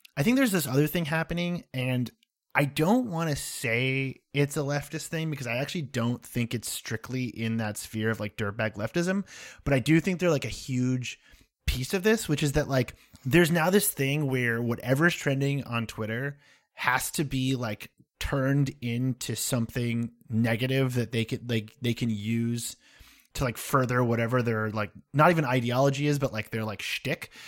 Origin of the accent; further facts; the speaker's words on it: United States; I'm American